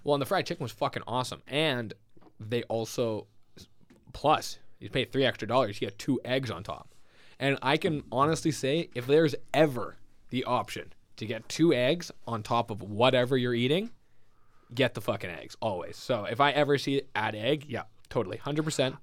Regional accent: Winnipeg, Manitoba, Canada; I grew up in the west of the West End, so we l, grew up in the most western of ends.

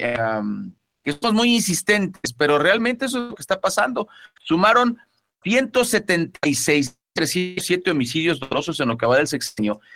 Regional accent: Mexico

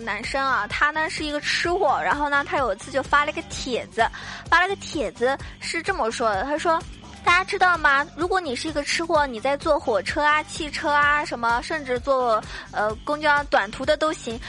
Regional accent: China; 作为中国人

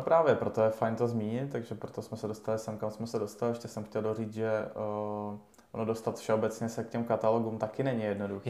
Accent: Ústí nad Labem Region, Czechia; u nás na Ústecku

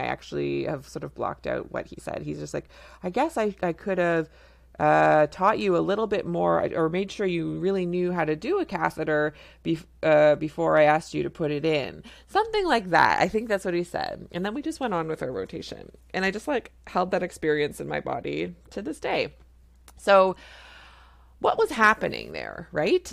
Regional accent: Canada; I'm a Canadian family physician

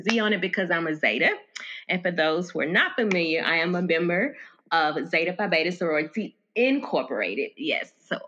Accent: Memphis, Tennessee, United States; now in Las Vegas, United States; Well, I'm from Memphis. I'm currently residing in Las Vegas, Nevada. I've been here for about a year now.

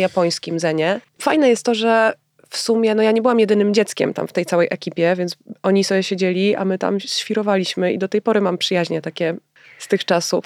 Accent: Warsaw, Masovian Voivodeship, Poland; ja się wychowałam w Wilanowie

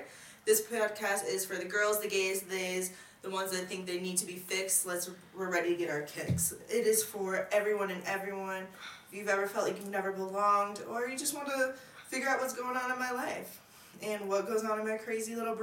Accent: small town in Illinois, United States; now in Colorado, United States; I originally came from the Midwest in a small town in Illinois

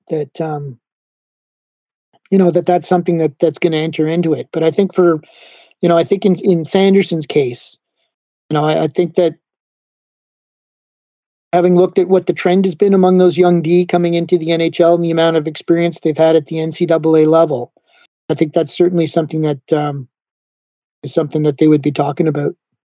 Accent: Montreal, Quebec, Canada; now in Ottawa, Canada; Like Ottawa, I came here from Montreal to go to Carleton's journalism school.

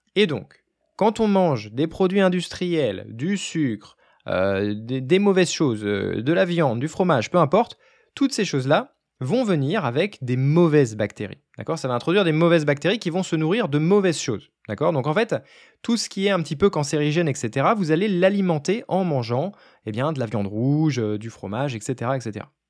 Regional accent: France; je suis français

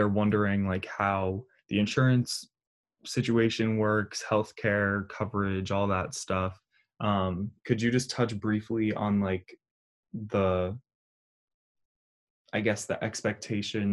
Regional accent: New England, United States; moved away as an adult; now in Pittsburgh, United States; I'm from the New England area

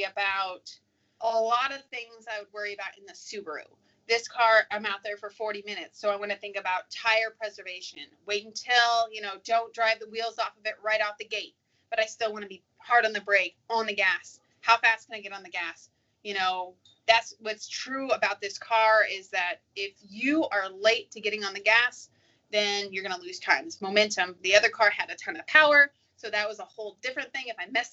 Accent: Arizona, United States; I'm from Arizona

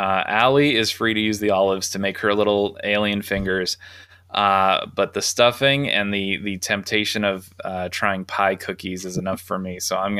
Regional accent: Massachusetts, United States; I'm from Massachusetts.

